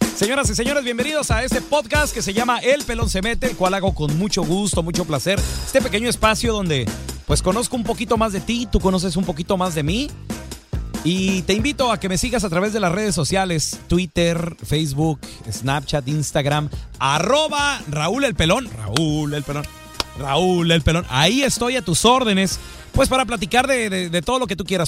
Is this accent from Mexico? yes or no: yes; Chihuahua, Mexico; moved away; also born or lived in California; así yo era cuando estaba yo en Chihuahua, cuando era morrito